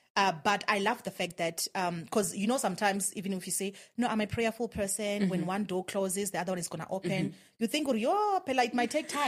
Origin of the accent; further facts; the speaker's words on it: Venda, Limpopo, South Africa; moved away as an adult; also born or lived in Pretoria; So I had to watch the people that I came with from Venda graduating